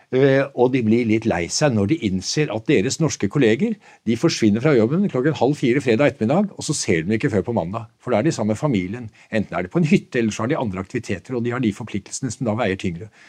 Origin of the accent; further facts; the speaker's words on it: Nøtterøy, Vestfold, Norway; jeg vokste selv opp på Nøtterøy